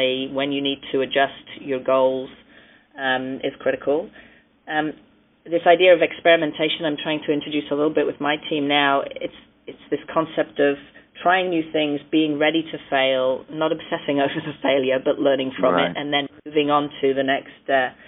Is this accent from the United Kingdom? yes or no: yes; United Kingdom; I'm British of origin.